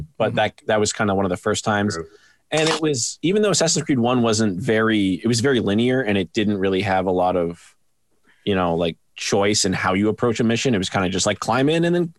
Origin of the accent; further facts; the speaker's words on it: Canada; I'm Canadian